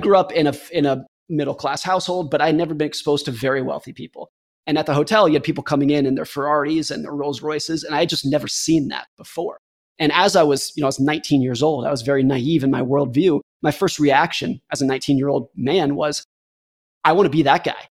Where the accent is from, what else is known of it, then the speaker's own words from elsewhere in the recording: United States; I was a competitive ski racer growing up in Lake Tahoe